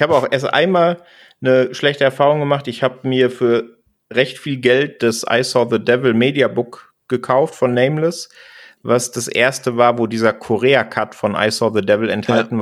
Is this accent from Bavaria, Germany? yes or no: no; Sauerland, North Rhine-Westphalia, Germany; now in Munich, Germany; ich komme ja ursprünglich aus dem Sauerland in NRW